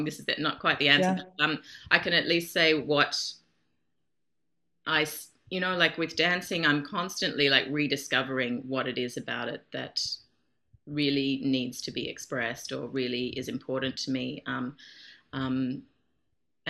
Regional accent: Australia; moved away as an adult; now in Europe; I'm Australian.

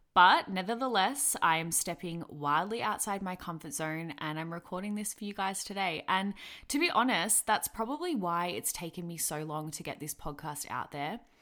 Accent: Melbourne, Victoria, Australia; I am from Melbourne, Victoria

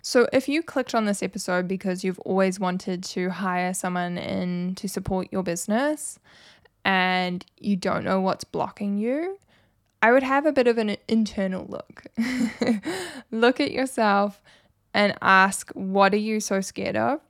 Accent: New Zealand; I'm obviously from New Zealand

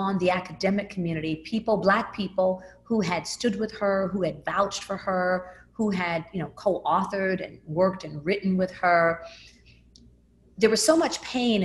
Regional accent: Memphis, Tennessee, United States; I grew up in Memphis, Tennessee. I moved there when I was 5.

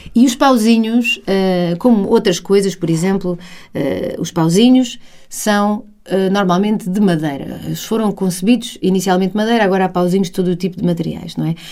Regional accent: Portugal; also born or lived in England / Spain; o facto de estarmos em Portugal

